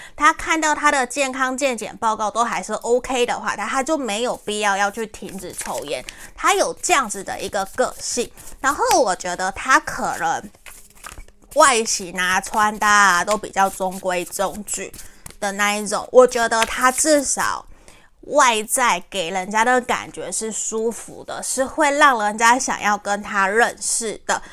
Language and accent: Chinese; Taiwan; 我是台湾人，可是我的国语不好